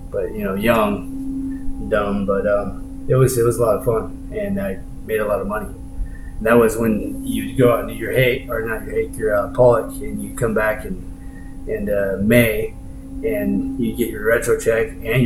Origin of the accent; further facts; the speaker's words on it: Newport, Oregon, United States; also born or lived in Honolulu / Tillamook; Well, I was born in Honolulu, Hawaii, and my dad was Coast Guard, so I was around the sea my whole life. And he ended up getting stationed in Tillamook, Oregon.